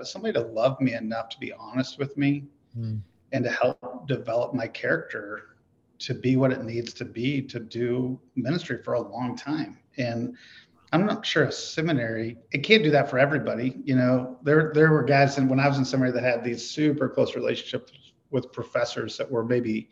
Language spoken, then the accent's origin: English; Jamaica, Iowa, United States; also born or lived in Ohio; now in Omaha, United States; I'm from Jamaica, Iowa.